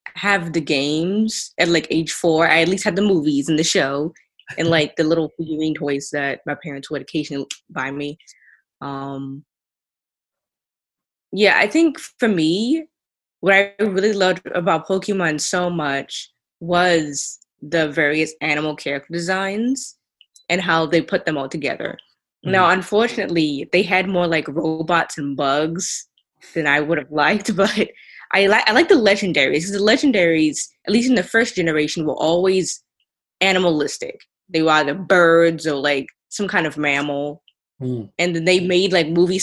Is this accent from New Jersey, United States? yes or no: no; Atlanta, Georgia, United States; I was born in Atlanta, Georgia.